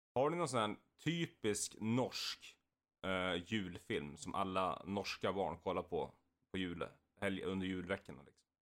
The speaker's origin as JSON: {"language": "Swedish", "town": "Valla", "country": "Sweden", "said": "var vi på fritidsgården i Valla, där jag kommer ifrån"}